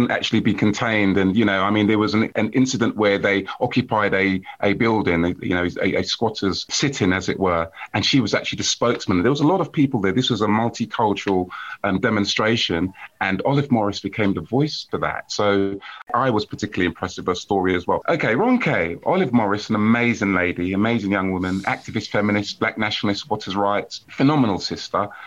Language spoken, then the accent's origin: English; Jamaica; I'm a Jamaican, and there's many Yoruba uh, heroes that I identify with as well.